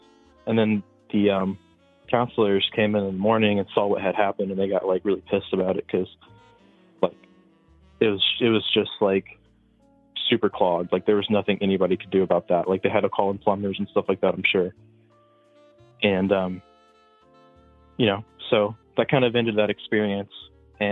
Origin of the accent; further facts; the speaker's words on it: Indiana, United States; I'm from Indiana.